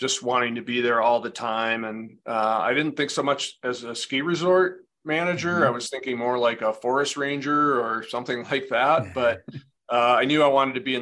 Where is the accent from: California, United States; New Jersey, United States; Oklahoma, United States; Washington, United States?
Washington, United States; Edmonds; I grew up in Edmonds, Washington, which is just north of the Seattle area.